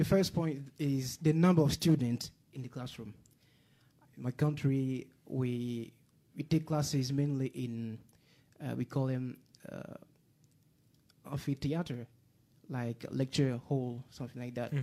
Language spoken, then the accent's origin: English; Côte d’Ivoire; English is a second language; moved away as an adult; from Ivory Coast. It's a French-speaking country, so it's known as Côte d'Ivoire, and it is situated in West Africa